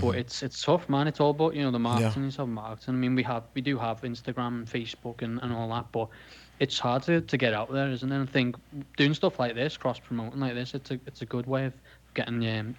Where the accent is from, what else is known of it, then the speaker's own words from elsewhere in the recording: Liverpool, North West England, United Kingdom; accent: Scouse; Yeah, and I'm from Liverpool, Liverpool. So I'm a Scouser. So that's probably if I'm hard to hear quite a bit, that's because I have a strong accent, a Liverpoolian accent.